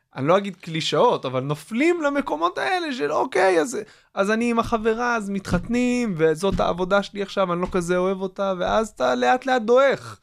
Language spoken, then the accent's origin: Hebrew; Kfar Hasidim, Haifa District, Israel; אני סוג של גדלתי, גדלתי בכפר חסידים, שזה ליד יגור